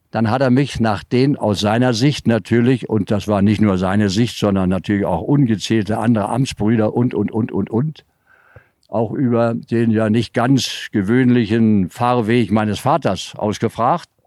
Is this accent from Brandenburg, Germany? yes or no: yes; Brandenburg, Germany; born there; weil ich da geboren bin im Mark